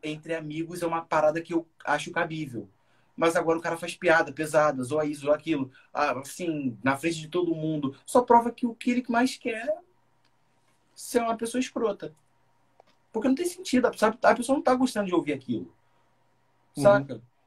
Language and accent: Portuguese; São Gonçalo, Rio de Janeiro, Brazil; Sou de São Gonçalo